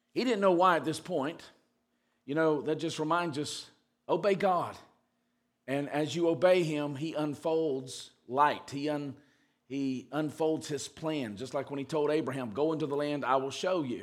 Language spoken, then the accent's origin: English; the South, United States; when I was growing up in the South